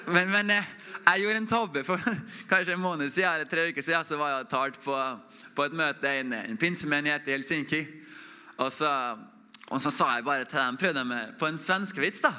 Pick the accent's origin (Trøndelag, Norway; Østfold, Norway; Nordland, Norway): Trøndelag, Norway; Oppdal; Jeg er fra Oppdal, samme som, som Inge. Inge er sånn ordentlig oppdaling. Jeg er sånn halvt oppdaling. Jeg fikk kommentar tidligere her at det høres jo ikke ut som en oppdaling her. Så jeg prøver å holde dialekta litt på plass.